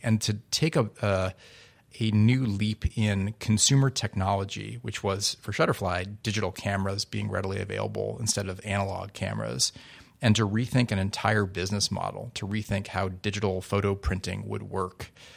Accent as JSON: {"language": "English", "town": "Newton", "region": "Massachusetts", "country": "United States", "tie": "born or raised there", "said": "growing up in my hometown of Newton, Massachusetts"}